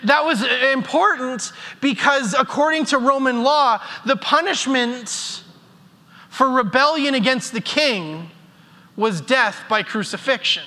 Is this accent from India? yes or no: no; Airdrie, Alberta, Canada; as a kid growing up in Airdrie